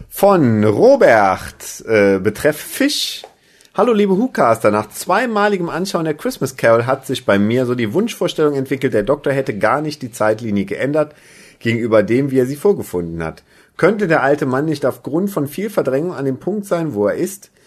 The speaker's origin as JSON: {"language": "German", "country": "Germany", "said": "als Deutscher"}